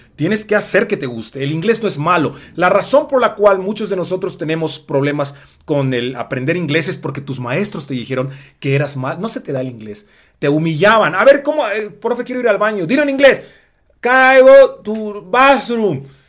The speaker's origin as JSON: {"language": "Spanish", "country": "Mexico", "said": "el negro más guapo, blaxicano"}